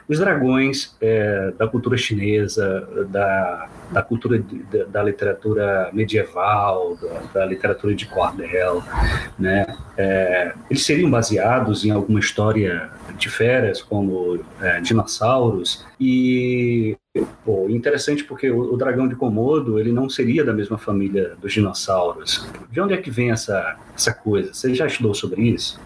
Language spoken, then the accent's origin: Portuguese; Apodi, Rio Grande do Norte, Brazil; A cidade de onde eu venho é chamada Pudi, que é uma cidade de nome indígena aqui no interior do estado